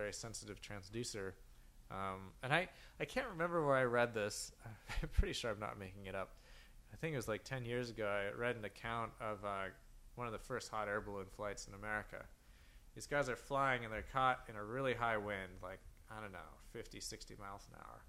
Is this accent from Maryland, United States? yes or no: no; New Mexico, United States; moved away; Grew up in a small town in New Mexico